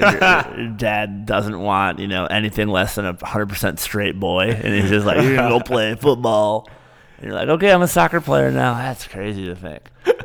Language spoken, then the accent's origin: English; Michigan, United States; I'm like, no, I'm from Michigan.